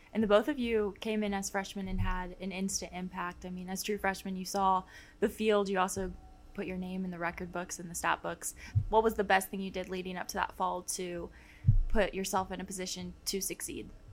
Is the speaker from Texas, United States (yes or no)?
yes; Dallas, Texas, United States; I'm from the Dallas area